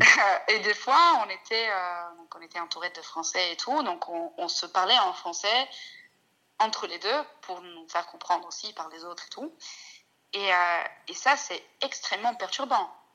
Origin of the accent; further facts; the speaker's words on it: Italy; first language Italian; French is a second language; also born or lived in Scotland; now in France; quand je rentre en Italie à bloquer complètement, alors que c'est ma langue maternelle, que je parle depuis que je suis née